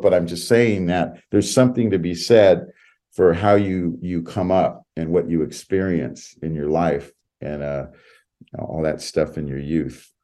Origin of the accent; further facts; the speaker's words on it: West Side, California, United States; I grew up on the West Side